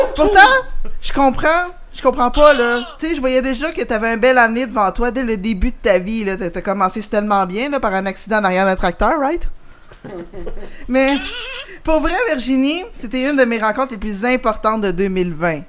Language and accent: French; Longueuil, Quebec, Canada; j'ai grandi à Longueuil